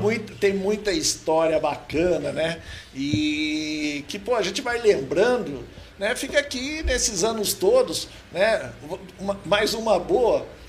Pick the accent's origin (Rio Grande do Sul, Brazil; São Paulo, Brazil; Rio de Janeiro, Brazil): São Paulo, Brazil; Botucatu; also born or lived in Londrina, Paraná / Bragança Paulista; vim para Botucatu muito novo ainda